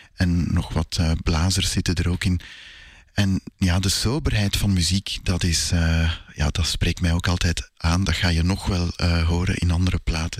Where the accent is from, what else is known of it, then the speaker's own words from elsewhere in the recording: Sint-Genesius-Rode, Flanders, Belgium; also born or lived in Brussels; Ik eh, ben in Brussel geboren en ik heb eigenlijk altijd in Sint-Genesius-Rode gewoond.